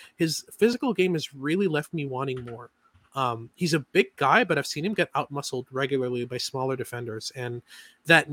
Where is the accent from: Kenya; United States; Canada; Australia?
Canada; Montreal, Quebec; I'm from Montreal. I'm a Habs fan.